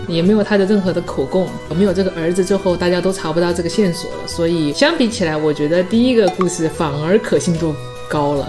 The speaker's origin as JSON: {"language": "Chinese", "region": "Chongqing", "country": "China", "tie": "born or raised there", "said": "重庆，我的老家"}